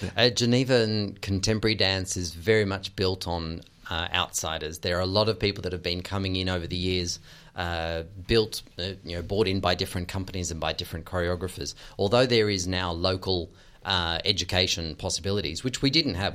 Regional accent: Australia; moved away; as an Australian

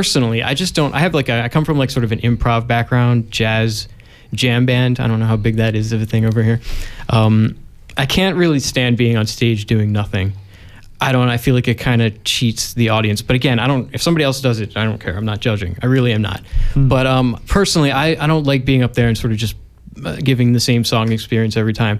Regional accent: Philadelphia, Pennsylvania, United States; I'm from Philadelphia, Pennsylvania.

